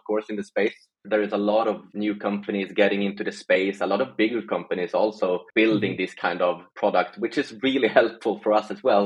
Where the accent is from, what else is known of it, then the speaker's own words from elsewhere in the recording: Sweden; I'm from Sweden originally, still living here.